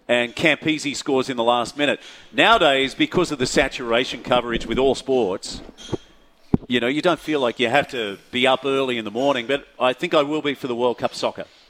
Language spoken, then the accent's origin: English; Gold Coast, Queensland, Australia; moved away; I would have loved to have done more sailing as a youngster on the Gold Coast well, at Palm Beach, Currumbin